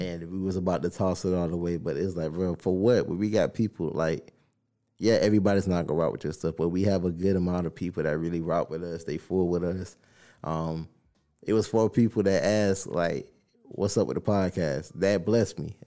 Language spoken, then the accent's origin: English; the South, United States; I'm from the South.